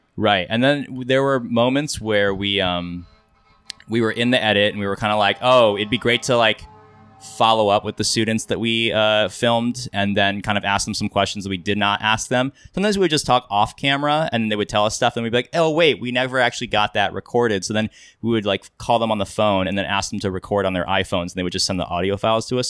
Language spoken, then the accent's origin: English; Kansas, United States; now in Los Angeles, United States; I grew up in Kansas, um, now I live in L A, I do film